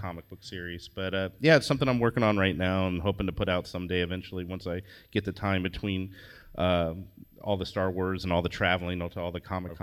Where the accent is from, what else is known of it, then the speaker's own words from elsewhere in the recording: Indianapolis, Indiana, United States; moved away; I'm from Indiana originally. I grew up in Indianapolis